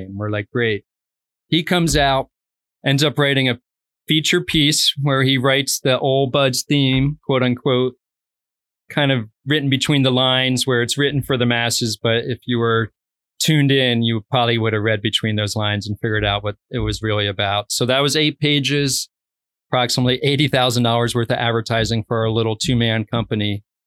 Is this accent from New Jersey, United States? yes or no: yes; New Jersey, United States; moved away as an adult; also born or lived in Arizona / Mammoth / North Idaho / Keweenaw Peninsula; now in Copper Harbor, United States; I grew up originally in New Jersey, probably about twenty minutes outside of New York City in an affluent suburb